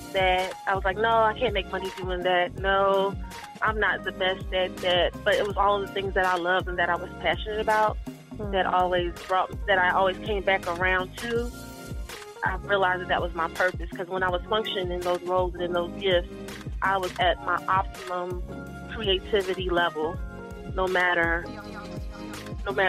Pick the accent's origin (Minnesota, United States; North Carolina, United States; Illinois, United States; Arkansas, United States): North Carolina, United States; Winston-Salem; now in Philadelphia, United States; I grew up in Winston-Salem, North Carolina, but my hometown is Philadelphia